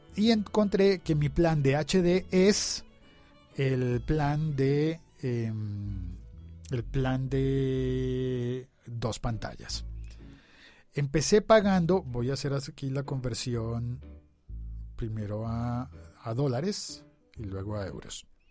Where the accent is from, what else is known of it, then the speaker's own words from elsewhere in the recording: Colombia; yo vivo en Colombia